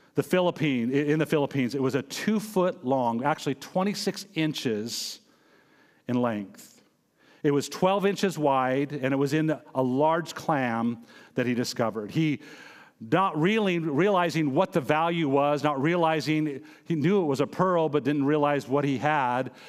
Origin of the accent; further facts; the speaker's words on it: Montana, United States; I'm originally from Montana, born and raised there